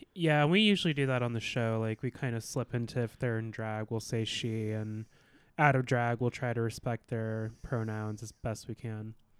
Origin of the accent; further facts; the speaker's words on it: Alaska, United States; I was born and raised in Alaska